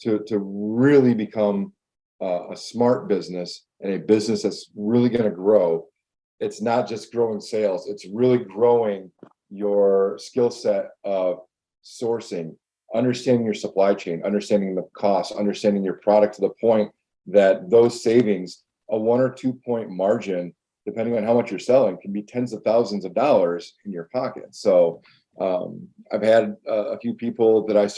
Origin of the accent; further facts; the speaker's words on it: West Michigan, United States; it's a different way to grow up, I think, being Hawaiian and living in Michigan